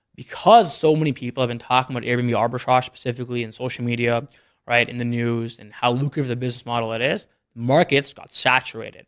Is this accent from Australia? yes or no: no; Canada; moved away as an adult; also born or lived in Philadelphia, United States / Detroit, United States; now in Dallas, United States; I grew up in Canada pretty much my whole life